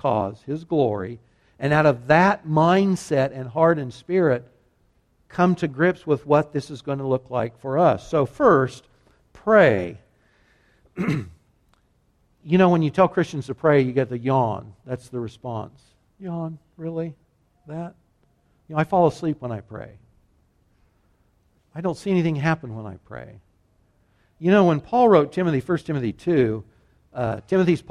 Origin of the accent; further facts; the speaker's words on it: United States; Americans whom I share the same nationality